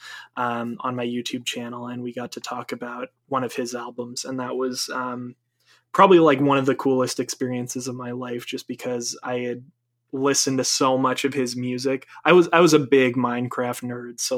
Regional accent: Maine, United States; moved away; I'm from Maine originally. I'm from New England

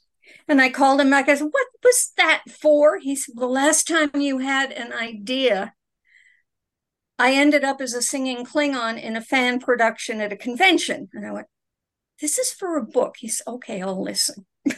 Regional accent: Manhattan, New York, United States; born there; also born or lived in Detroit / Jackson, Mississippi; But I was born in Manhattan, New York.

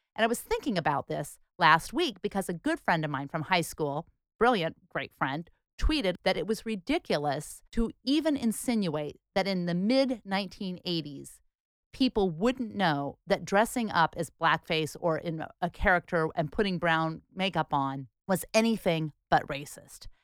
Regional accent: Portland, Oregon, United States; we grew up here in Portland, Oregon.

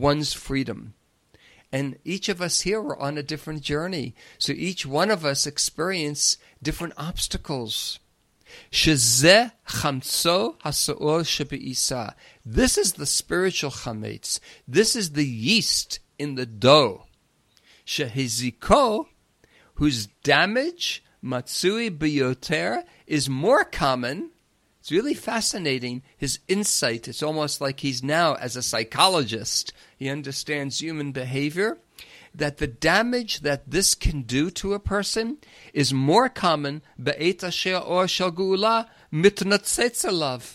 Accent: Long Island, New York, United States; growing up on Long Island

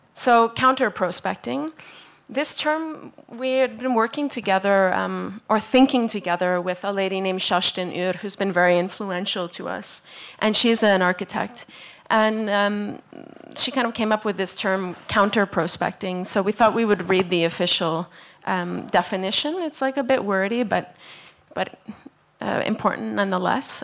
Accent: Canada; now in Tromsø, Norway; I'm from Canada, but I'm currently based in Norway

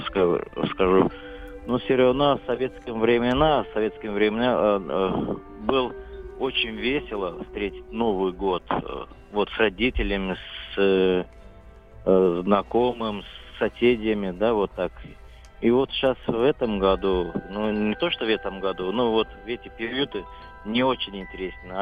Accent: Georgia; moved away as an adult; now in Moscow, Russia; Я вот с родом из Грузии уже 20 лет в Москве живу

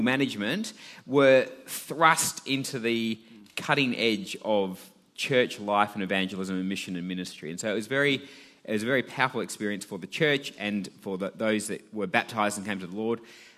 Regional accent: Perth, Western Australia, Australia; also born or lived in Sydney; I'm from Perth

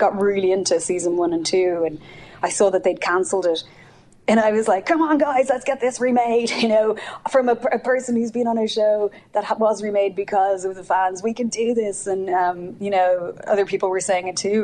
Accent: Ireland; accent: Irish; moved away as an adult; now in United States; I'm from Ireland

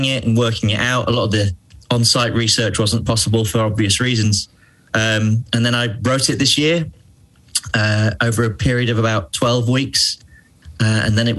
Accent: England, United Kingdom; also born or lived in Lincolnshire; now in Manchester, United Kingdom; As you can probably tell from my accent, I am English.

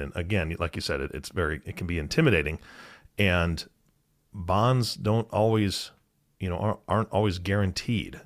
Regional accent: Washington, United States; I grew up in Washington State

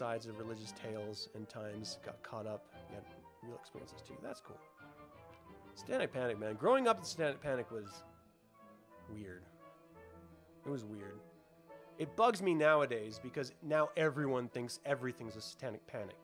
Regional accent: Salem, Utah, United States; I grew up in Salem, Utah, which is a tiny, tiny little intimate town

